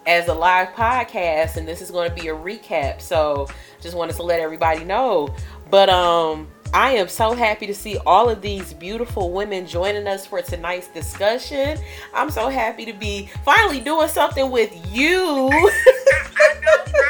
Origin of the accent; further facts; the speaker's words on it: the South, United States; accent: country accent, twang; my country accent, and I cannot help it that my family is from, some of them are from the South, so it kind of, the twang just comes out